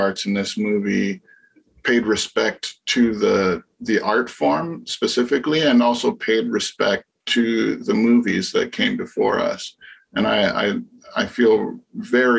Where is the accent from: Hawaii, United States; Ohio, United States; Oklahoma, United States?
Hawaii, United States; my friends that I grew up with in the Asian American community in Hawaii